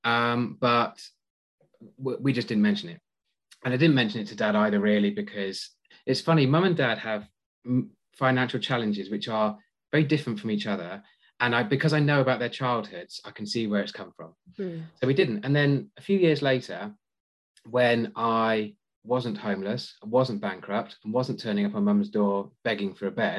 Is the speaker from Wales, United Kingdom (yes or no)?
no; Cornwall, South West England, United Kingdom; moved away; I'm from Cornwall originally, so I drive from Redruth to Portsmouth on a regular basis